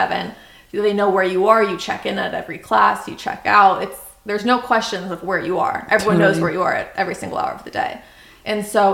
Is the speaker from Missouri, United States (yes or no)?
no; Newport Beach, California, United States; also born or lived in New York / Dallas; I'm from Newport